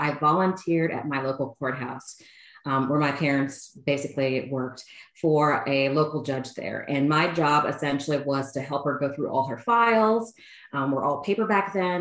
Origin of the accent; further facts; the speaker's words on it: College Station, Texas, United States; moved away as an adult; also born or lived in New York City; I am originally from Bryan College Station, Texas.